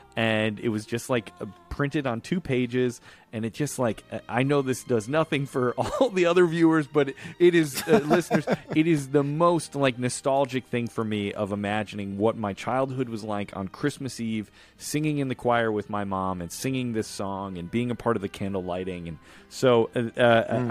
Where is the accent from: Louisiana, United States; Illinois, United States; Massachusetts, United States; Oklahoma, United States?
Illinois, United States; Chicago; when I was growing up in Chicago.